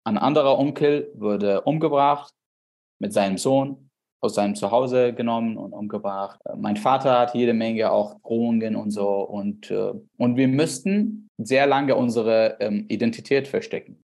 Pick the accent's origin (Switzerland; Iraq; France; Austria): Iraq; German is a second language; moved away as an adult; now in Germany; Ich bin geboren, aufgewachsen im Irak. Ich komme aus einem kleinen Dorf, 60 Kilometer weit weg von Bagdad.